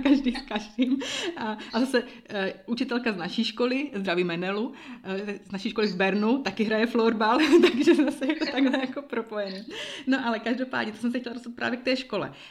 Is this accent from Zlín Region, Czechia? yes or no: yes; Uherský Brod, Zlín Region, Czechia; now in Bern, Switzerland; rodačky z Uherského rodu